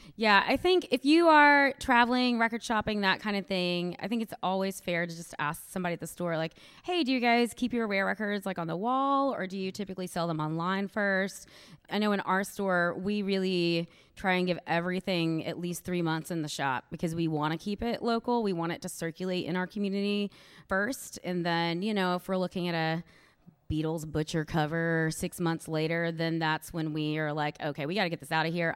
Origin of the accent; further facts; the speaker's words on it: Louisville, Kentucky, United States; I am from Louisville, Kentucky